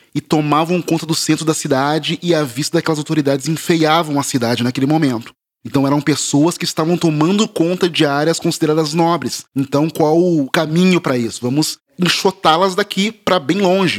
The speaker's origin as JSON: {"language": "Portuguese", "town": "Porto Alegre", "region": "Rio Grande do Sul", "country": "Brazil", "tie": "born or raised there", "moved": "yes", "lives_now": "São Paulo, Brazil", "said": "eu sou de Porto Alegre, moro em São Paulo agora, mas eu cresci em Porto Alegre."}